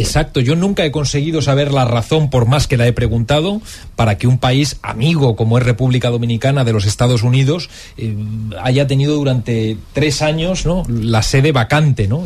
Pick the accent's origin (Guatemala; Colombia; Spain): Spain